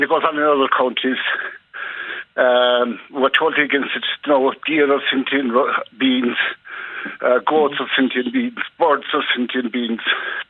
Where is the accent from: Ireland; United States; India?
Ireland; Munster; Yeah, my point is I'm from Sinton, Rice, Ireland, and we're totally against all types of hunting. Down here in Kerry